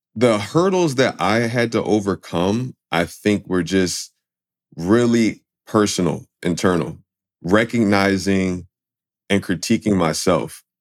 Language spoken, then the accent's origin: English; Philadelphia, Pennsylvania, United States; I grew up in Philadelphia